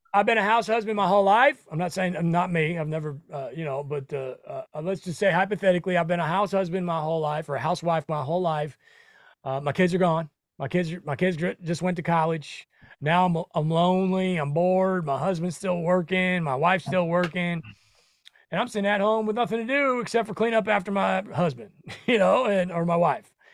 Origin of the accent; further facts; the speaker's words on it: Nebraska, United States; I come from Nebraska. Um, we're just bro, Midwestern boys